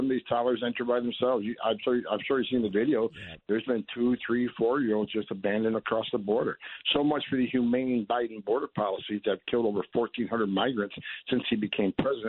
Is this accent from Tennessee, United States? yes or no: no; Carthage, New York, United States; I was born in Carthage